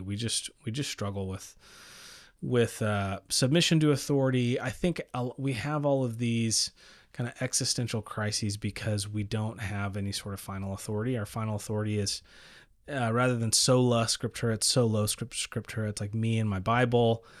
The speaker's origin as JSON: {"language": "English", "town": "El Paso", "region": "Texas", "country": "United States", "tie": "born or raised there", "said": "I grew up in El Paso, Texas"}